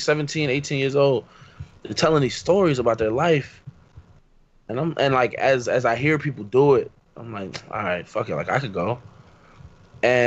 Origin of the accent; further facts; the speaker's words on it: Philadelphia, Pennsylvania, United States; I grew up in Philly